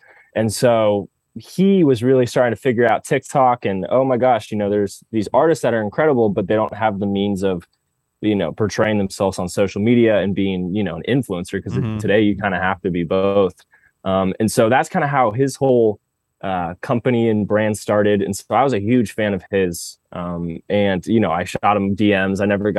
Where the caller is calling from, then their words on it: Los Angeles, California, United States; I'm calling you from LA.